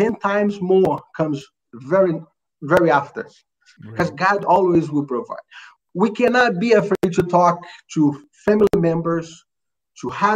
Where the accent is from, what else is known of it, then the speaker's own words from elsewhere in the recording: Rio de Janeiro, Brazil; English is a second language; now in United States; I'm from Brazil, Rio de Janeiro